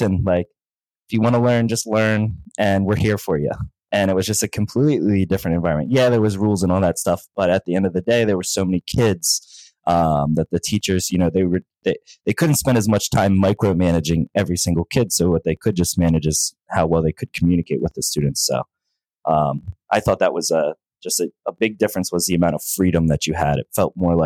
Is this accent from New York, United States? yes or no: no; Norristown, Pennsylvania, United States; I was born in Norristown, Pennsylvania. That's where I've remained living my entire life